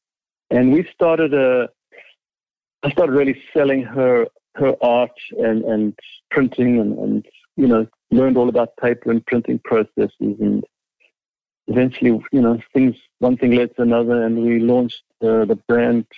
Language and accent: English; Johannesburg, Gauteng, South Africa; first language English; moved away as an adult; now in Toronto, Canada; I'm born and raised in Johannesburg, South Africa.